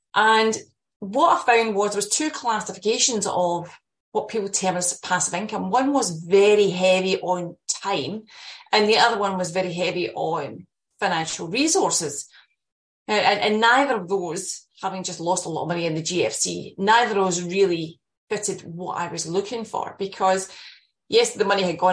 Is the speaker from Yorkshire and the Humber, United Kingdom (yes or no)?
no; Scotland, United Kingdom; moved away; you can probably tell from my accent, I'm, I'm Scottish